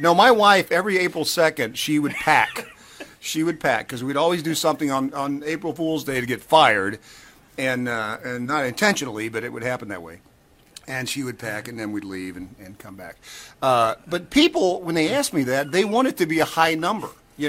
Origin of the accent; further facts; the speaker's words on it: Knoxville, Tennessee, United States; Knoxville, Tennessee.